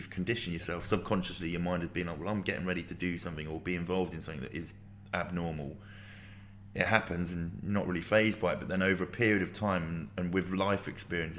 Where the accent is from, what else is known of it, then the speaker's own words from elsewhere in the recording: Luton, East of England, United Kingdom; I grew up in Luton